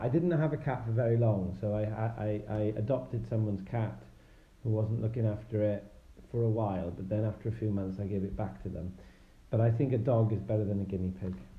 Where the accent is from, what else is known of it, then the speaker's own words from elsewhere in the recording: Wales, United Kingdom; now in Bath, United Kingdom; I'm originally from Wales, but uh, these days I live in uh, in Bath, the um, World Heritage City in Somerset